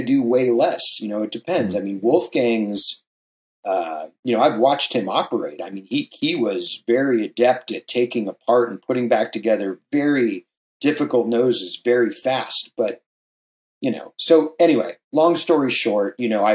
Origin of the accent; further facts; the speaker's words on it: San Clemente, California, United States; also born or lived in Hawaii; I grew up here in Southern California and also in Hawaii. And the town I grew up in is very well known for surfing. It's called San Clemente